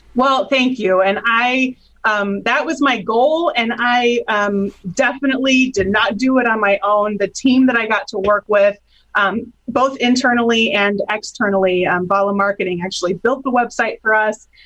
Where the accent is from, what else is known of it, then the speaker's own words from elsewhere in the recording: Hammond, Indiana, United States; now in Elkhart, United States; I, I, I grew up in Hammond.